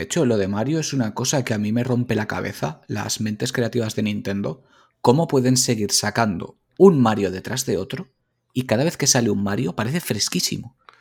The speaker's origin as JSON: {"language": "Spanish", "town": "Valencia", "region": "Valencian Community", "country": "Spain", "said": "yo soy de Valencia"}